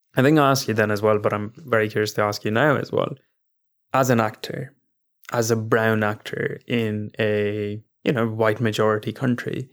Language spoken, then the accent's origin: English; India; now in London, United Kingdom; as both Indian men that have now moved abroad